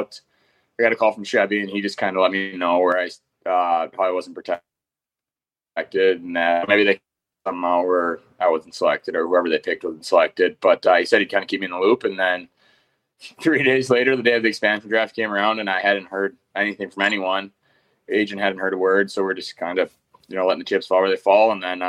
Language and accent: English; Manitoba, Canada; So I come from Manitoba, where, a go-to guy in the power play or played first line and, put up points with some really good players down there too.